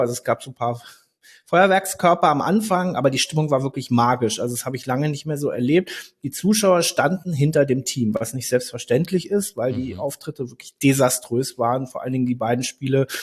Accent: Berlin, Germany; Ich bin in Berlin aufgewachsen

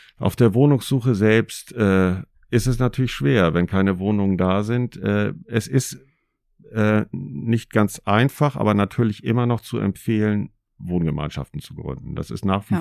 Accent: Schleswig-Holstein, Germany; moved away as an adult; also born or lived in North Rhine-Westphalia; Vorher bin ich als Schleswig-Holsteiner berufsbedingt nach Nordrhein-Westfalen gegangen für eine Weile

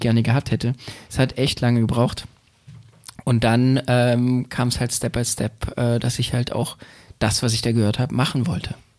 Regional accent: Berlin, Germany; born or raised there

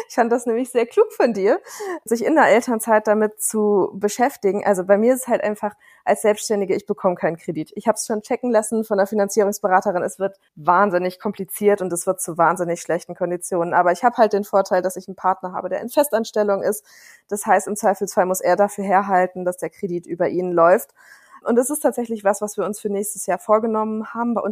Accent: Bremen, Germany; Ich komme aus Bremen, das heißt, ich kenne da so ganz gut die Stadt

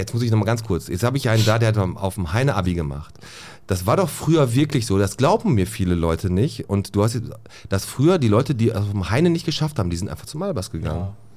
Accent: Bottrop, North Rhine-Westphalia, Germany; ich bin oben in Fontanestraße groß geworden

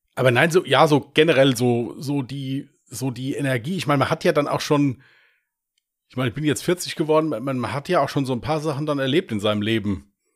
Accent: Westerwald, Germany; wie man hier bei uns im Westerwald sagt

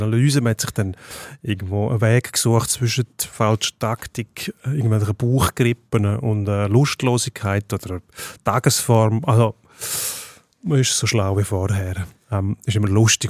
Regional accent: Switzerland; als Schweizer

